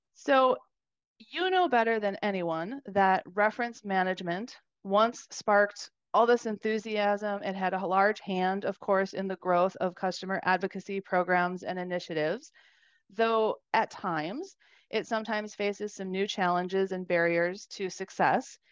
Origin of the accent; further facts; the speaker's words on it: Wisconsin, United States; I grew up in Wisconsin